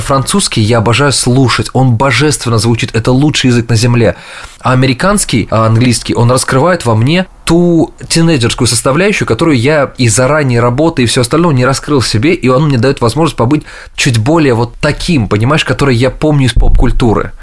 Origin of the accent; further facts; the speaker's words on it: Russia; moved away as an adult; now in New York, United States; I'm originally from Russia.